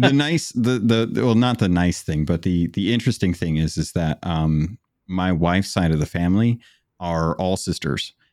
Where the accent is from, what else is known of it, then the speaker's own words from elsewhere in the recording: Phoenix, Arizona, United States; moved away as an adult; also born or lived in Alaska; I grew up in Arizona